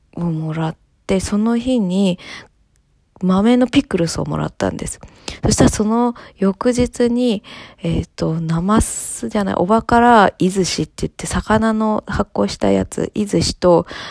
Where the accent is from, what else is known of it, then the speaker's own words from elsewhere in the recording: Tokyo, Japan; 私、あの、築地で育ってる